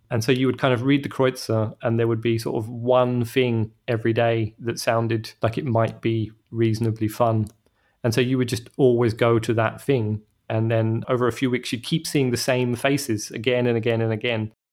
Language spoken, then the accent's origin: English; England, United Kingdom; moved away as an adult; now in Germany; as an English person